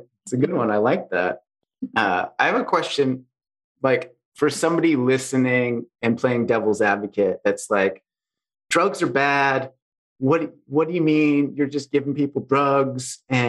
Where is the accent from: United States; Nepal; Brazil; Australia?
United States; now in Canada; we're both from America.